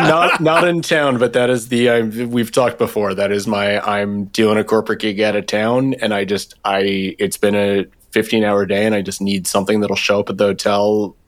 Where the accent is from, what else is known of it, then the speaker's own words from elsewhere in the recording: New York, United States; as a New Yorker